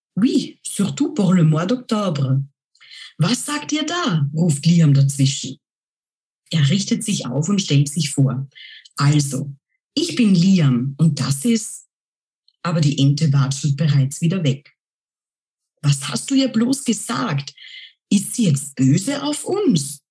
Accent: Austria; first language German; ich stamme aus Österreich

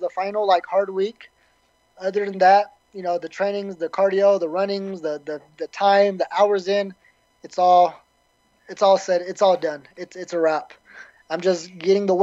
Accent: the South, United States; I'm from the South

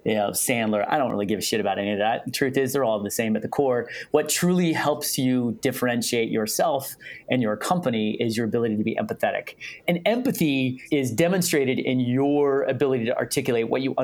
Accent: Palo Alto, California, United States; I grew up in Palo Alto

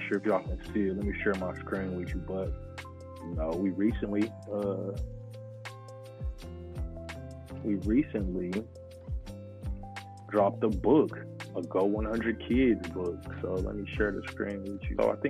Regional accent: Oklahoma City, Oklahoma, United States; My hometown team, the OKC Thunder

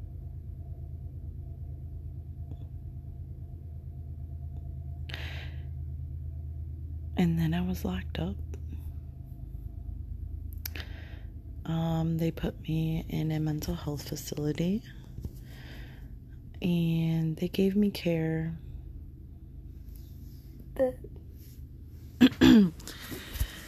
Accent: United States; I'm from America

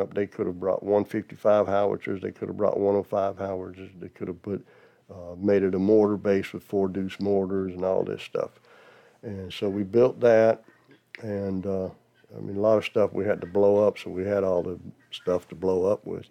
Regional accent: Georgia, United States; also born or lived in Dachau, Germany / Brunswick, Georgia / Jonesboro, Georgia; I'm from Georgia

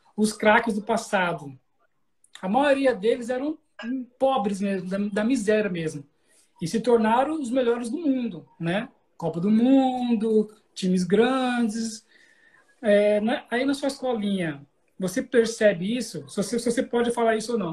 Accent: Cuiabá, Mato Grosso, Brazil; eu sou, eu sou de Cuiabá, certo? Mato Grosso

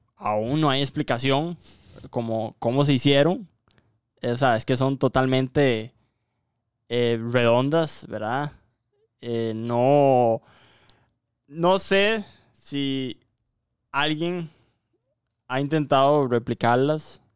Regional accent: Costa Rica; aquí en Costa Rica

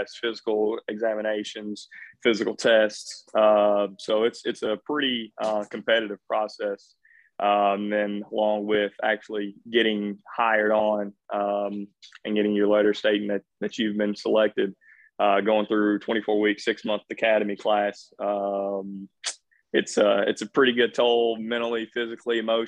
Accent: Bowling Green, Kentucky, United States; moved away as an adult; also born or lived in Gallatin, Tennessee; Here from small town Bowling Green, Kentucky. Went to Warren East High School, class of 2012

